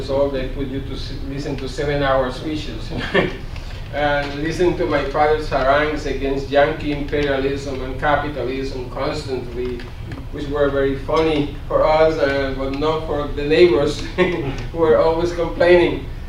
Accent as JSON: {"language": "English", "country": "Puerto Rico", "tie": "born or raised there", "also_born_or_lived": "Mississippi", "moved": "as an adult", "lives_now": "United States", "said": "I grew up in Puerto Rico in the 1960s"}